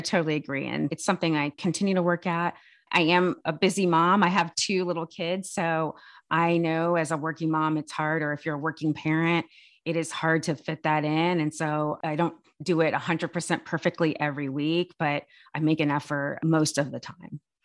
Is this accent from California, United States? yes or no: yes; California, United States; I'm born and raised in California